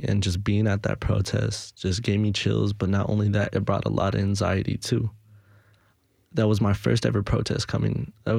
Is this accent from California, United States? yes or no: yes; Los Angeles, California, United States; now in Nashville, United States; Now that we moved over here, we're able to get steady, but I'm from Los Angeles